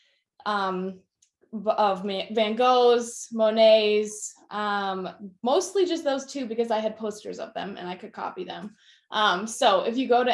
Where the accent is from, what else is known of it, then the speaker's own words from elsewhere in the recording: right outside of Indianapolis, United States; I grew up right outside of Indianapolis, Indiana